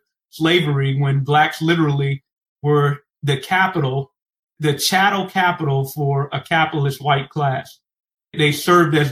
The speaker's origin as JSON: {"language": "English", "town": "New York City", "region": "New York", "country": "United States", "tie": "born or raised there", "said": "I grew up in Medford-Stuyvesant before it gentrified"}